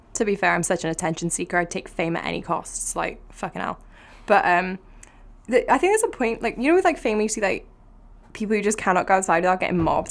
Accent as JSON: {"language": "English", "town": "Cardiff", "region": "Wales", "country": "United Kingdom", "said": "I am from Cardiff, in case my accent didn't give it away"}